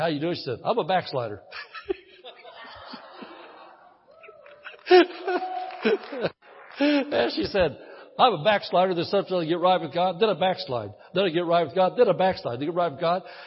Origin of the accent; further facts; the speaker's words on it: Midwest, United States; moved away as an adult; I grew up in the Midwest, lived in the Midwest for 54 years.